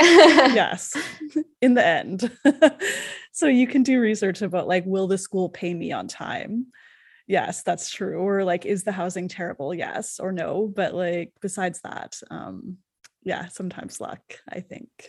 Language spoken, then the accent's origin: English; Canada; I'm from Canada